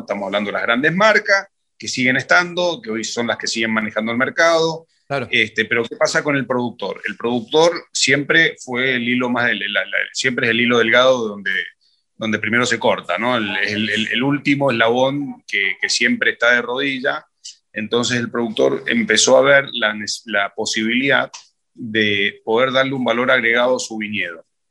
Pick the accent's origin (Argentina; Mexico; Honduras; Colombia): Argentina; Junín, Mendoza; una zona de Junín muy, muy linda, una finca muy bonita, que es donde yo me crié